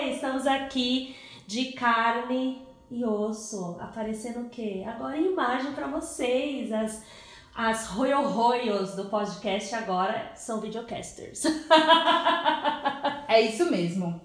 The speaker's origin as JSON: {"language": "Portuguese", "region": "São Paulo", "country": "Brazil", "said": "eu sou de São Paulo e os meus pais são de Minas"}